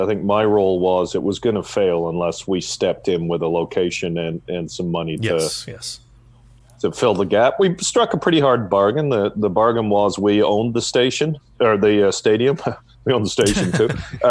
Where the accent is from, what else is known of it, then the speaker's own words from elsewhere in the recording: Ottawa, Ontario, Canada; Growing up in Ottawa, you know, I grew up at the time the Rough Riders were superb with Russ Jackson and Ronnie Stewart and Vic Washington and lots of other players.